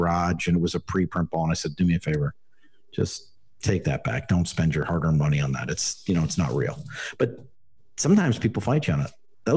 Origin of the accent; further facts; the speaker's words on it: Chicago, Illinois, United States; moved away as an adult; also born or lived in Pennsylvania / California; now in Arizona, United States; I grew up in Chicago, go to White Sox Park, Comiskey Park